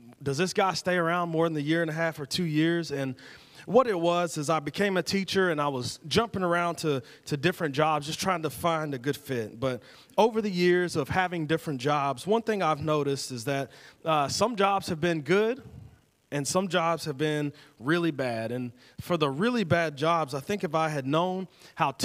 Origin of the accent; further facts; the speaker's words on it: United States; as American Christians